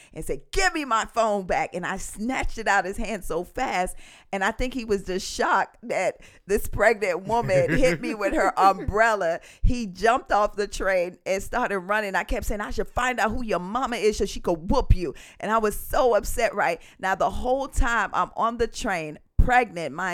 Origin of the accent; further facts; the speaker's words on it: Jamaica; accent: Jamaican; now in United States; Growing up in Jamaica